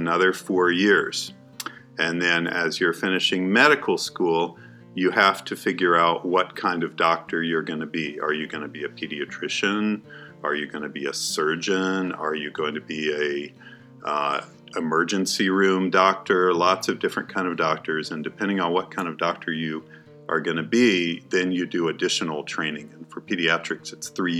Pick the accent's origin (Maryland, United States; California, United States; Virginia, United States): Virginia, United States; moved away as an adult; also born or lived in Albuquerque, New Mexico; now in Tuba City, United States; I grew up in Virginia